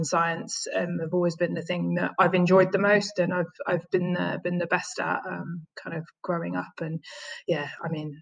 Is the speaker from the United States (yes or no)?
no; London, United Kingdom; I grew up in the East End of London